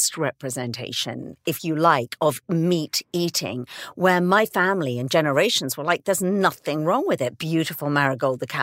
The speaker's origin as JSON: {"language": "English", "region": "South of England", "country": "United Kingdom", "moved": "yes", "said": "I am from England"}